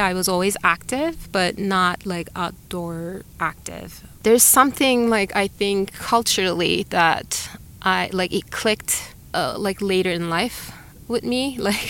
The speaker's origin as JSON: {"language": "English", "region": "Antalya", "country": "Turkey", "tie": "born or raised there", "second_language": "English", "moved": "as an adult", "lives_now": "United States", "said": "I am from Turkey. I am a biologist. I grew up in the Mediterranean coastal city of Antalya. It's like kind of like very reminiscent to Los Angeles. Instead of the Pacific Ocean meets the mountains, it's the Mediterranean Sea meets the Taurus Mountains."}